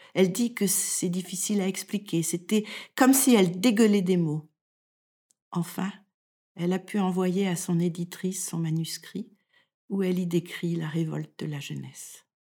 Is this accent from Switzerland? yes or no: no; France; moved away as an adult; now in Denmark; Je suis française et je vis au Danemark depuis plus